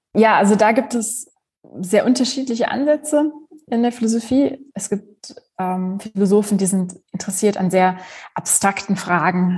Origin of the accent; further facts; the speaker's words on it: Germany; also born or lived in Poland; Ich bin gebürtige Polin, aber ich mhm. bin in Deutschland aufgewachsen.